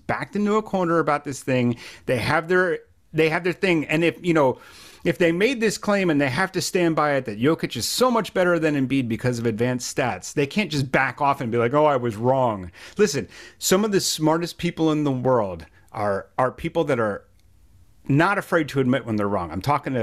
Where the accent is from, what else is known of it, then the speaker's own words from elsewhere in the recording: Philadelphia, Pennsylvania, United States; I'm from Philadelphia